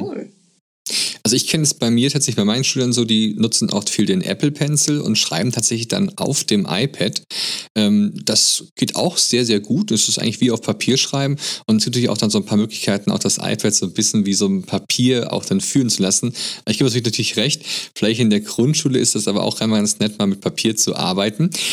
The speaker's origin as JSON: {"language": "German", "country": "Germany", "said": "bei uns in Deutschland im Abitur"}